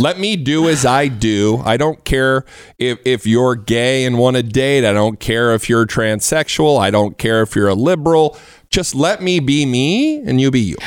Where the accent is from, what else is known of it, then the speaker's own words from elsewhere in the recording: Indiana, United States; now in Texas, United States; I'm from Indiana